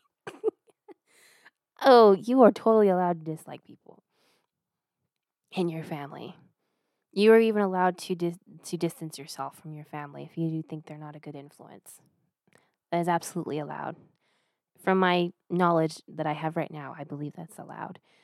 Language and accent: English; United States; I'm an American